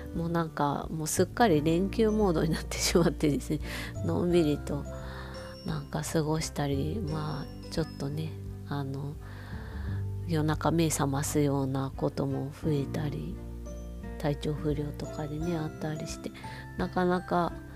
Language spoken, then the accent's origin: Japanese; Hokkaido, Japan; 北海道民としてあの思いが熱い思い入れが熱いコンビニエンスストアなんですけど